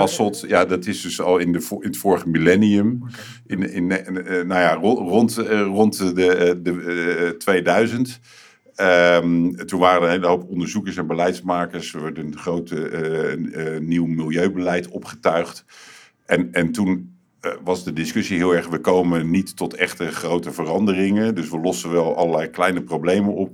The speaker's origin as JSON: {"language": "Dutch", "town": "Rotterdam", "region": "South Holland", "country": "Netherlands", "tie": "born or raised there", "said": "ik kom uit Hillegersberg."}